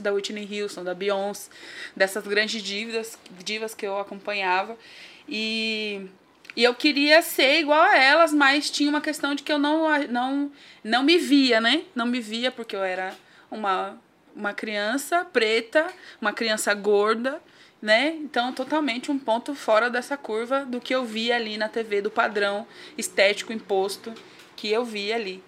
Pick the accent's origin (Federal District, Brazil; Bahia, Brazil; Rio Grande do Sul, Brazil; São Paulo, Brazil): São Paulo, Brazil; Nascida e criada no Grajaú mais precisamente ali no Mutirão, perto do Jardim Lucélia